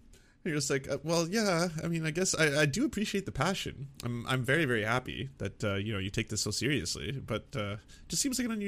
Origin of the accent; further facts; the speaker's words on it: Canada; as a Canadian myself, that we do have to work hard to undo the unlimited amounts of damage that the good doctor has kind of ravaged upon the world.